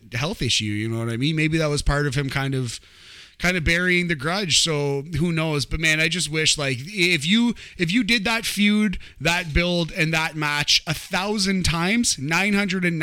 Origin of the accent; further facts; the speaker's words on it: Canada; I'm a Hart fan, I'm a Canadian